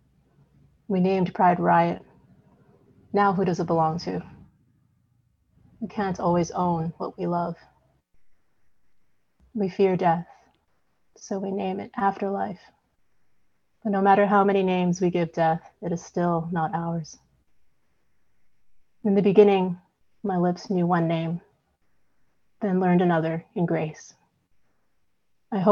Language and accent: English; Vancouver, British Columbia, Canada; also born or lived in Hong Kong; now in Midland, Canada; I was born in Hong Kong, and my family immigrated to Vancouver when I was about 4 or 5. So yeah, I grew up in Vancouver.